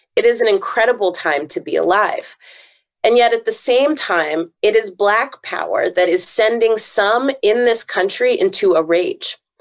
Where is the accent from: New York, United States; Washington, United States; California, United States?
California, United States; Bay Area; I'm a happy Oakland dweller, uh, long time, lifetime Bay Area resident, born and raised here.